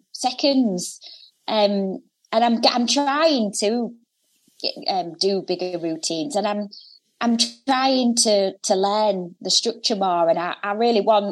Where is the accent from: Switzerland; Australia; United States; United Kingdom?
United Kingdom; Hull, Yorkshire and the Humber; Hull on the North East Coast